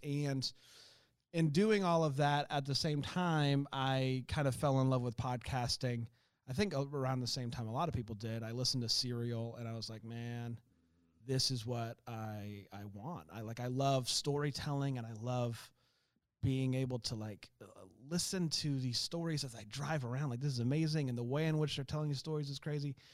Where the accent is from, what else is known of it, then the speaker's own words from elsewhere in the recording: Florida, United States; I grew up in Florida